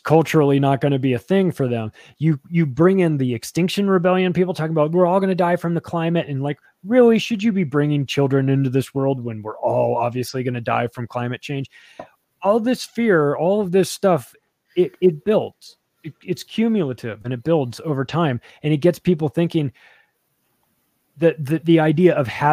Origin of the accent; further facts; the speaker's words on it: Palm Springs, California, United States; I grew up in Palm Springs, California, which is like one of the gayest places around